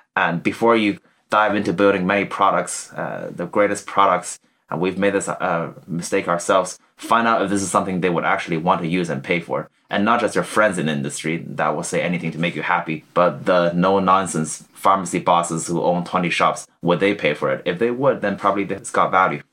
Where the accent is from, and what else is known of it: Canada; born or raised there; moved away as an adult; also born or lived in China; now in Cambridge, United Kingdom